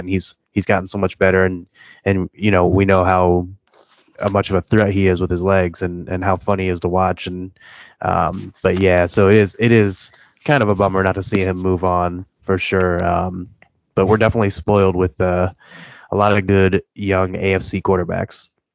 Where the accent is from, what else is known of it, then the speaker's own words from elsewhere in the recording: Cleveland, Ohio, United States; I'm from Cleveland area